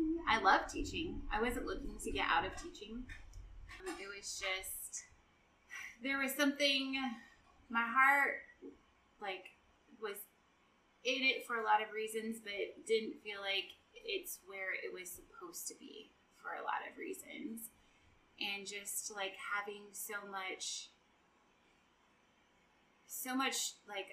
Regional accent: Neely, United States; Neely's my hometown.

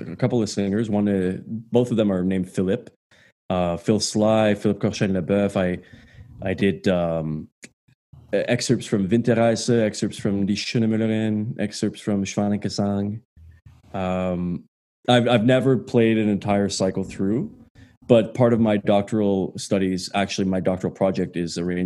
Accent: Quebec, Canada; also born or lived in Ottawa; I grew up in Quebec

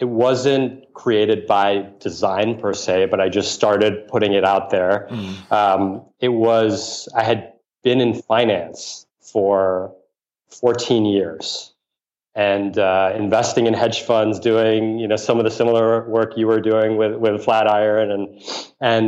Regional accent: New York City, New York, United States; I grew up in New York City

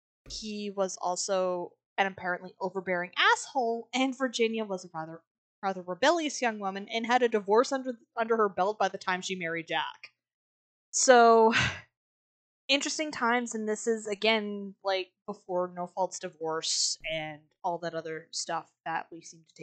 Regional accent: West Coast, British Columbia, Canada; moved away; also born or lived in Treaty 4 territory (Saskatchewan); we grew up on the West Coast, so we got a lot of raven stories.

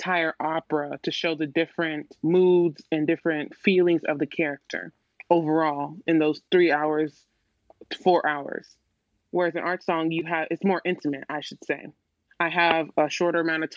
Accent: Little Rock, Arkansas, United States; I'm from Little Rock, Arkansas

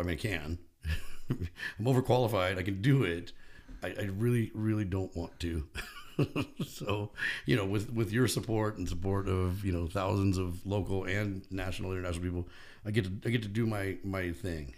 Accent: Bakersfield, California, United States; I grew up in Bakersfield

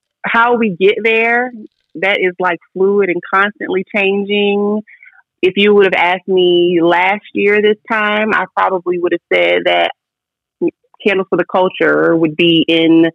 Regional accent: Virginia Beach, Virginia, United States; moved away as an adult; now in Atlanta, United States; I'm from Virginia Beach

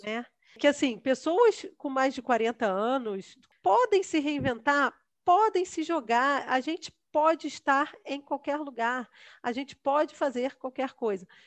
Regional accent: Rio de Janeiro, Brazil; moved away as an adult; Nunca tinha saído do Rio de Janeiro

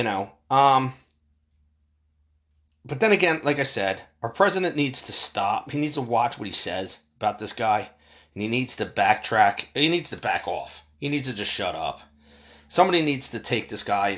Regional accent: United States; as an American

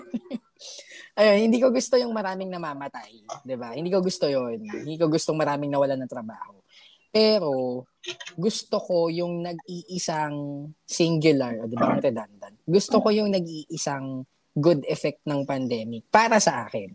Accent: Philippines

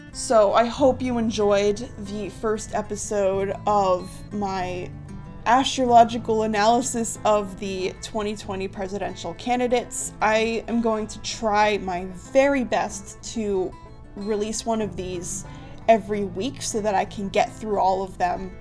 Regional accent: Columbus, Ohio, United States; I'm from Columbus, Ohio.

